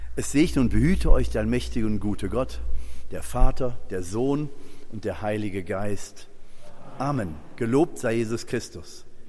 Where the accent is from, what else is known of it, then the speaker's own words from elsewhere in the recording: Germany; Wir als Deutsche